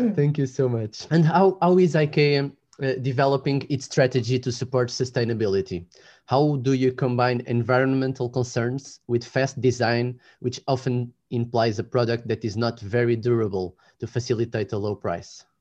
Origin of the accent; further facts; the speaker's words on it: Lisbon, Portugal; I'm from Lisbon.